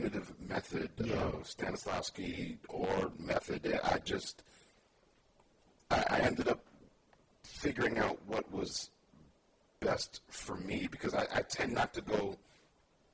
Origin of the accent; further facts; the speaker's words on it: New York City, New York, United States; moved away as an adult; now in Bay Area, United States; I was born and raised in New York. And we were in Brooklyn, New York